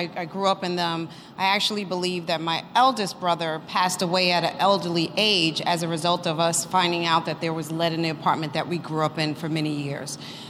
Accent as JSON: {"language": "English", "region": "New York", "country": "United States", "tie": "born or raised there", "said": "Director of Operations at Emmis. So, I was born and raised in Farragut Housing, NYCHA."}